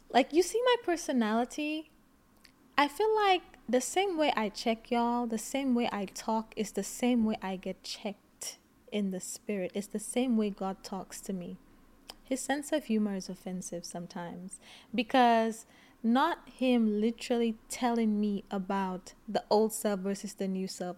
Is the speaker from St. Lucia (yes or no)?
yes; St. Lucia; I grew up in Saint Lucia.